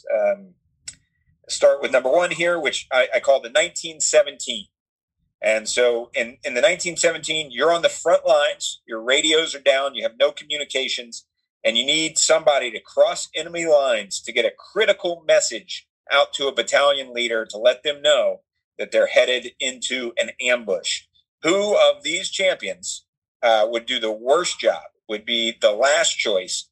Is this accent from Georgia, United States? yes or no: yes; near Conyers, Georgia, United States; Conyers, Georgia, not far from my hometown at all